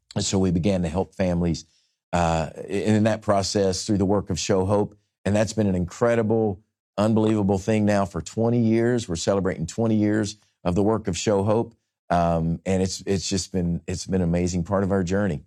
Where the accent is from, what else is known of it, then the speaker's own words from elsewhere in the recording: Nashville, Tennessee, United States; my hometown here in Nashville